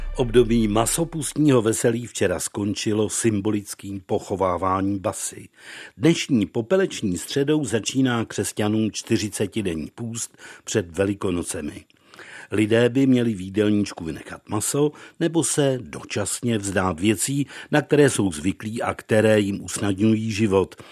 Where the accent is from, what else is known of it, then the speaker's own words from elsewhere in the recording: Nová Cerekev, Vysočina Region, Czechia; u nás v Nové Cerekvi na Vysočině u Pelhřimová